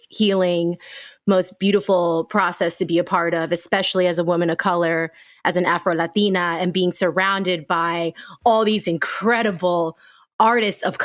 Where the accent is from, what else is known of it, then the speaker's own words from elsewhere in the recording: New York, United States; being a New Yorker